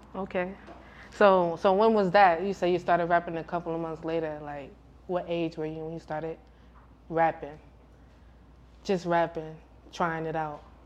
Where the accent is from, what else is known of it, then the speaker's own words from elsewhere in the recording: New York, United States; I'm from New York.